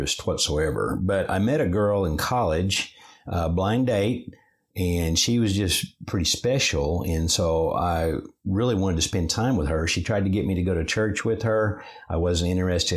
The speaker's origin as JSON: {"language": "English", "town": "Chickasha", "region": "Oklahoma", "country": "United States", "tie": "born or raised there", "said": "grew up in Chickasha, Oklahoma. That's my hometown."}